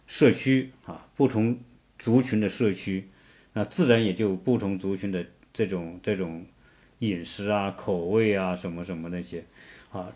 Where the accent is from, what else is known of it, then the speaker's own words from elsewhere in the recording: China; now in Atlanta, United States; 我们中国人舌尖上的国家，啊， 舌尖上的民族